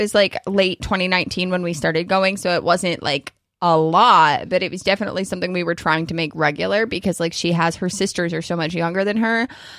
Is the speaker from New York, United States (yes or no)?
yes; New York, United States; But yeah, I mean, I guess for Kentucky standards, 8 inches is a lot, but I'm a New Yorker.